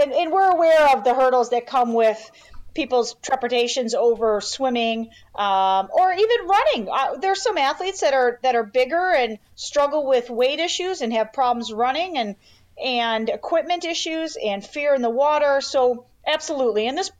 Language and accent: English; Chicago, Illinois, United States; So born and raised in Chicago, you know, born and raised in the Chicago suburbs. So, nice. In a trailer. So I am pure Midwest, white trash.